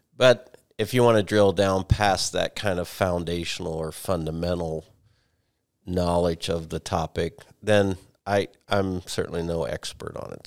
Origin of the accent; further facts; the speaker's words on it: United States; as an American